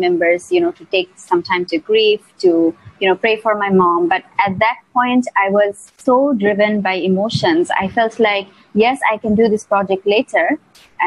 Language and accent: English; Mymensingh, Mymensingh Division, Bangladesh; also born or lived in Malaysia; now in Dhaka, Bangladesh; was in Mymensingh. It's my hometown.